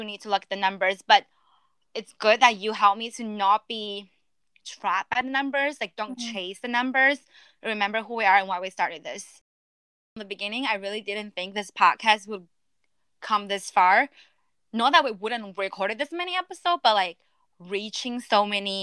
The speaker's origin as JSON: {"language": "English", "country": "China", "tie": "born or raised there", "moved": "yes", "said": "my whole life I've been ranked growing up in China"}